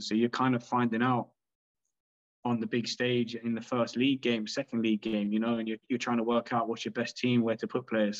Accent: London, United Kingdom; I grew up in London

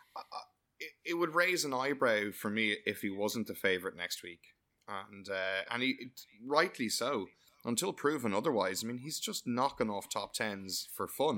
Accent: Ireland; I'm delighted to like being Irish

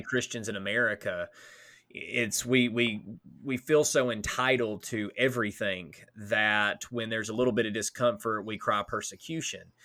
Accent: United States; as an American

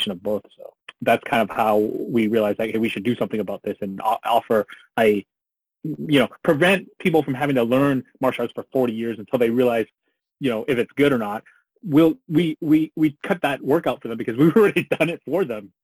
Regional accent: Canada; I grew up in Canada

